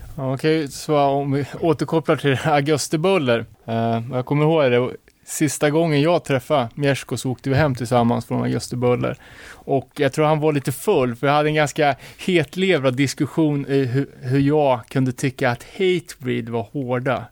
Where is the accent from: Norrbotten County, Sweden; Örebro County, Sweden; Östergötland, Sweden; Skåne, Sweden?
Örebro County, Sweden; Örebro; som örebroare